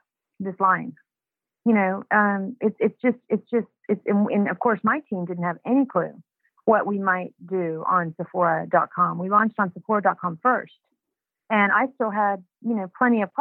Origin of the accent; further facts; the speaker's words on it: Houston, Texas, United States; I was a housewife from Houston, Texas